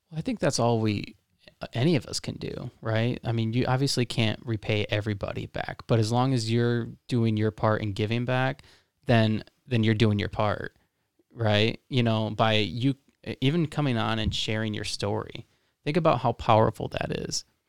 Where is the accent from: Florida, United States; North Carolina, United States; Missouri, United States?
Florida, United States; now in Lansing, United States; I'm from Florida